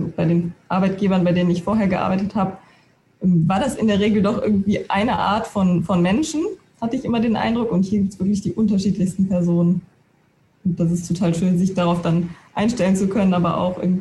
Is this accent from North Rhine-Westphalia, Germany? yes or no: yes; Aachen, North Rhine-Westphalia, Germany; born there; ich möchte irgendwann wieder zurück nach Nordrhein-Westfalen, weil ich gebürtige Aachenerin bin